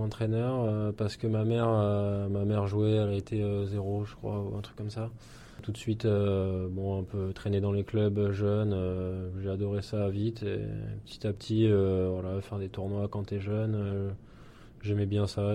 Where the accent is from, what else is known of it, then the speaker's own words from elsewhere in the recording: Villeneuve-Saint-Georges, Île-de-France, France; also born or lived in Saint-Germain-lès-Corbeil, Essonne; Je suis né euh, à Villeneuve-Saint-Georges, euh, en Ile-de-France. Euh, j'ai commencé le tennis à Saint-Germain-les-Corbeilles dans le 91